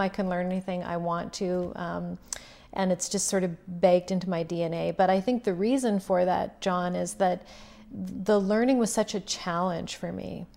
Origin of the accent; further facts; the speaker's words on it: Duck Lake, Saskatchewan, Canada; I'm originally from a really small community, uh, in north central Saskatchewan called Duck Lake